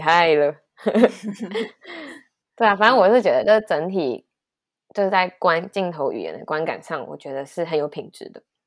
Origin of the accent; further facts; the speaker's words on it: Taiwan; 身为台湾人